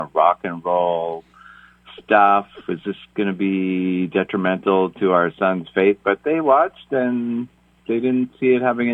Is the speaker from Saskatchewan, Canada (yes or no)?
yes; Beechy, Saskatchewan, Canada; life started for me in a small community called Beachy, Saskatchewan.